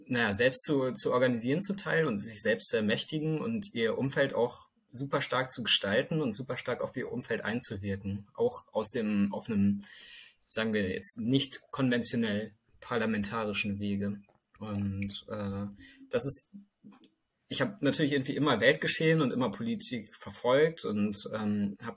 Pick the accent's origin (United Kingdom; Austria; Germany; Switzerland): Germany; northwest Germany; now in Bremen, Germany; Ich wohne jetzt ungefähr seit drei Jahren hier, bin noch eine Weile hierher gependelt. Ähm, aber ich habe eigentlich mein ganzes Leben hier so in Norden, Nordwestdeutschland verbracht.